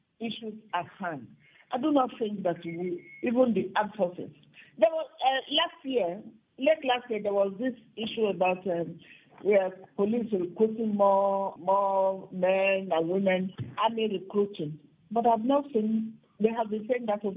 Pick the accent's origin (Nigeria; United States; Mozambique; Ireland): Nigeria; I am a Nigerian.